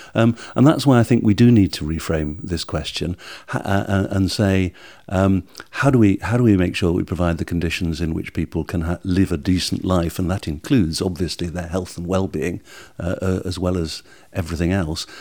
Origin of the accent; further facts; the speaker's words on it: United Kingdom; we're British